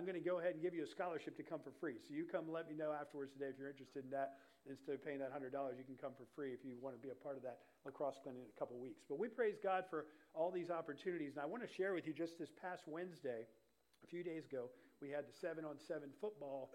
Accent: Pennsylvania, United States; now in Lowcountry, South Carolina, United States; where I grew up in Pennsylvania

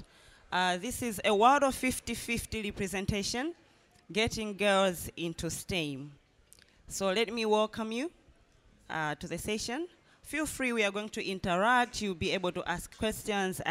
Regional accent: Malawi; from Malawi

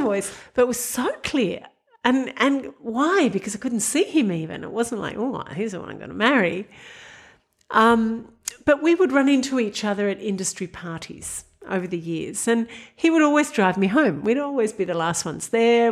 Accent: Sydney, New South Wales, Australia; I grew up in Sydney. I went to Our Lady of Mercy College in Parramatta

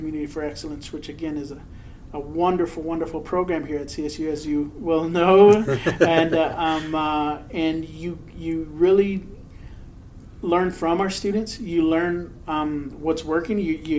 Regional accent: Texas, United States; born there; So I am a Mexican-American. I was born in Texas.

